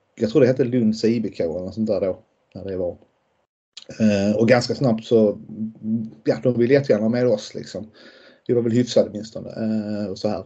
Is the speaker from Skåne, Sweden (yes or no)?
yes; Lund, Skåne, Sweden; jag kommer ju från Lund och, och um, bor ju fortfarande i Lund och alltid bott i, bott i Lund.